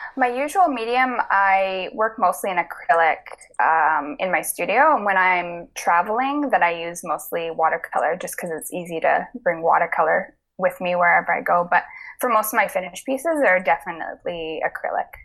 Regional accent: the Kootenays, British Columbia, Canada; I grew up in the Kootenays

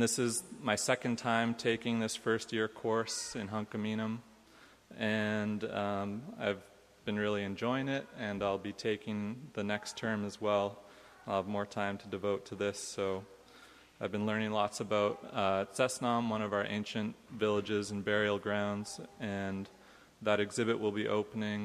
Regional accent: Musqueam, British Columbia, Canada; I am from Musqueam

